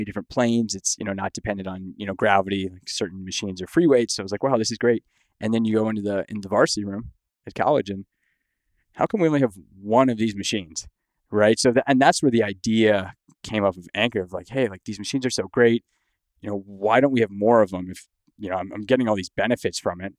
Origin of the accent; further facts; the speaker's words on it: Windsor, Ontario, Canada; moved away as an adult; now in United States; I grew up in Windsor, Ontario